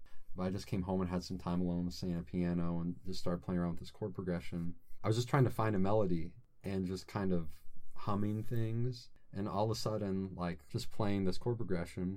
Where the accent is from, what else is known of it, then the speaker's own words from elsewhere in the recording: Robinson, Illinois, United States; moved away as an adult; now in Fort Wayne, United States; Southern Illinois, a little town called Robinson.